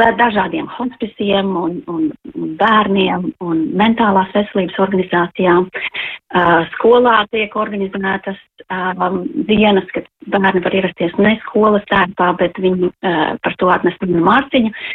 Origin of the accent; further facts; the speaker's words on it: Latvia; now in London, United Kingdom; mēs noteikti jūtamies vairāk latvieši kā tās valsts pārstāvi, kur mēs esam